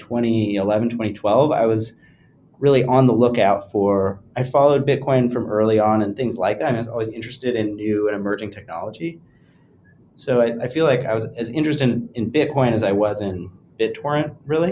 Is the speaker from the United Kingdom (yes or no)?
no; rural California, United States; moved away as an adult; also born or lived in New York; I grew up in sort of rural California